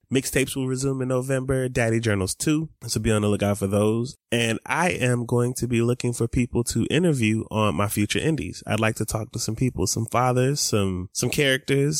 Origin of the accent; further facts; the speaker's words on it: Atlanta, Georgia, United States; I grew up in Atlanta